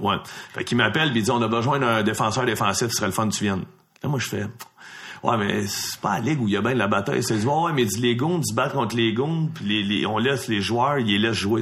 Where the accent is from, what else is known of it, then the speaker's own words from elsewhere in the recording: Laval, Quebec, Canada; le même secteur, le Fabreville-Laval